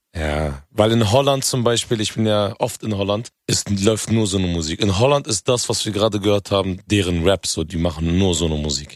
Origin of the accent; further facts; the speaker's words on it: Hanover, Lower Saxony, Germany; ich komme ja ursprünglich aus Hannover.